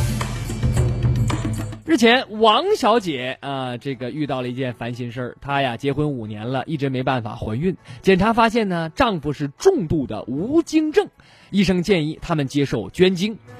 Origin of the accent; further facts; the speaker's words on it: northern China, China; 作为北方人